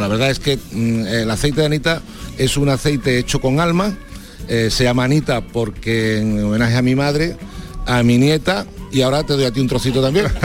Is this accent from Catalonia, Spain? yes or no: no; Seville, Andalusia, Spain; como sevillanos